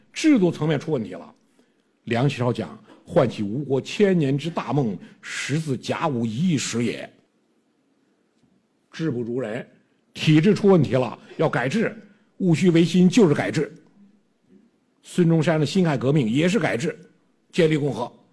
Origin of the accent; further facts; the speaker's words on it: China; 我们中国人